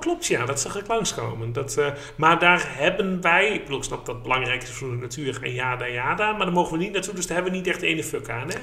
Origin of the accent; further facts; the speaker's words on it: Haaksbergen, Overijssel, Netherlands; ik kom uit Haaksbergen uit het oosten van het land